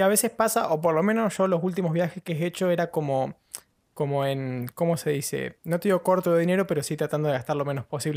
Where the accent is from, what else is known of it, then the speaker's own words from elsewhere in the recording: Patagonia, Argentina; now in London, United Kingdom; soy de la Patagonia y tengo una pingüinera a nada